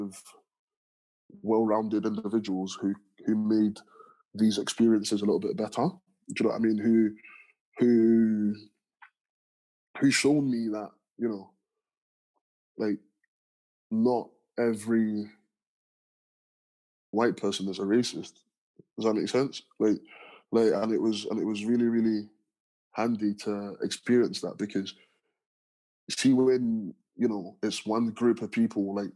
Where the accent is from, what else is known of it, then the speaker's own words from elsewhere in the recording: London, United Kingdom; also born or lived in Nigeria / Stranraer / Ayr; now in Glasgow, United Kingdom; where I grew up in London, I was surrounded by people that looked just like me